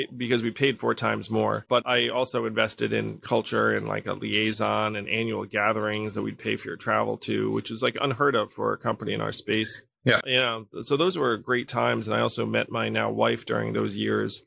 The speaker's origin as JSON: {"language": "English", "town": "Schenectady", "region": "New York", "country": "United States", "tie": "born or raised there", "said": "I was born in Schenectady, New York, to a couple of Taiwanese immigrants"}